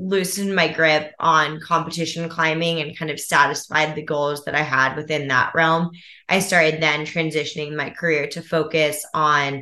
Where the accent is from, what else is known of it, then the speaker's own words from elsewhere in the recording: Alexandria, Virginia, United States; grew up in the Washington, D.C. area in a town called Old Town, Alexandria, Virginia.